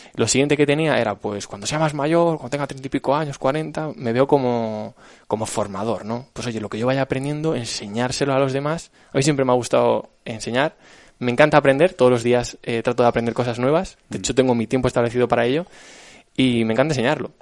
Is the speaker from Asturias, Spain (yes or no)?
no; Alcalá de Henares, Community of Madrid, Spain; yo estudié esta carrera en Alcalá de Henares, que es de donde soy